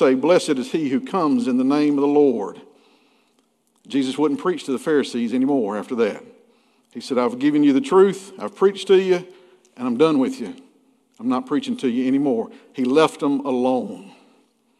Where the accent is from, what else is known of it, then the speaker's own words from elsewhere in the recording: McRae, Georgia, United States; When I was growing up in McCray, Georgia, back in the 70s and 80s